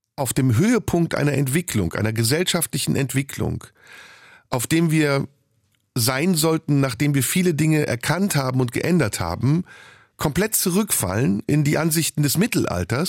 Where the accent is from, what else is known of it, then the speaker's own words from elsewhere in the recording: Turkey; moved away; In der Türkei, in meiner Heimat